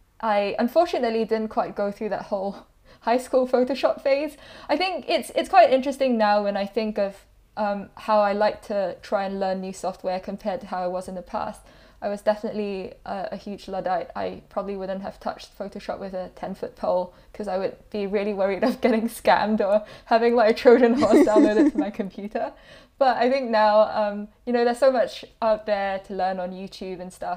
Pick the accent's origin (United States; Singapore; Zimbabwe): Singapore; now in United Kingdom; I came to the UK from Singapore about 7-8 years ago now